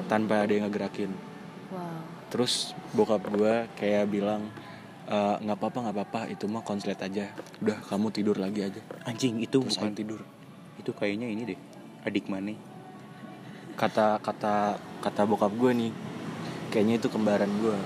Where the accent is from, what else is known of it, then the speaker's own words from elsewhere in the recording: Jakarta, Indonesia; gua orang Jakarta, tapi gua ngerti bahasa Sunda